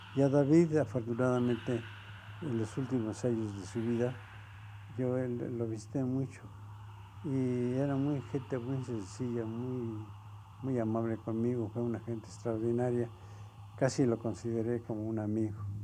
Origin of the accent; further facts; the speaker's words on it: Mexico; Soy de origen japonés, pero soy mexicano